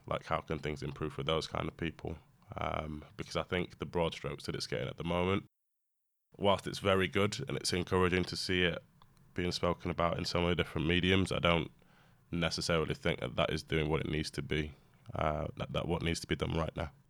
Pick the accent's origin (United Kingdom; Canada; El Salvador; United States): United Kingdom; whilst I'm British, I'm not British